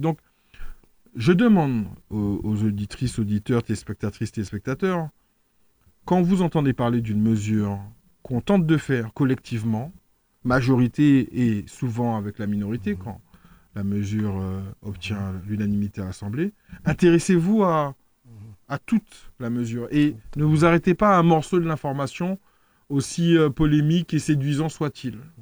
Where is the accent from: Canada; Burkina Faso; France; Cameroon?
France; moved away as an adult; now in Martinique; je suis né en France. Donc j'ai appris à parler créole très tard